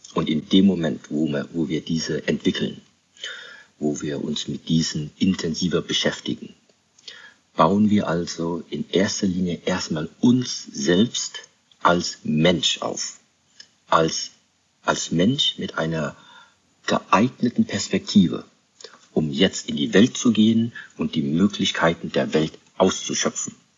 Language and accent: German; Germany; ich bin in Deutschland aufgewachsen